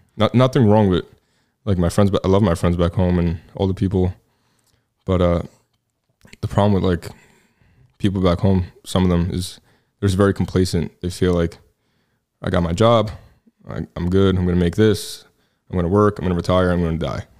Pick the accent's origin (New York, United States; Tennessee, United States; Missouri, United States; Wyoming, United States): New York, United States; New York City; moved away as an adult; also born or lived in New Jersey; now in Texas, United States; born and raised in Staten Island, New York